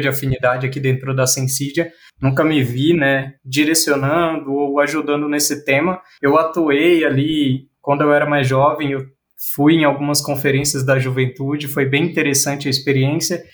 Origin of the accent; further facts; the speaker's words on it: Bahia, Brazil; eu sou baiano